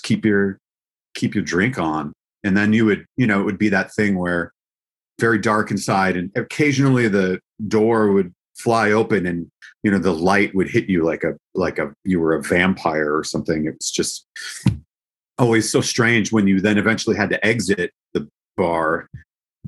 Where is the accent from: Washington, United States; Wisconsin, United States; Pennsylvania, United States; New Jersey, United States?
Wisconsin, United States; Eau Claire; also born or lived in Milwaukee, Wisconsin; I grew up in Wisconsin.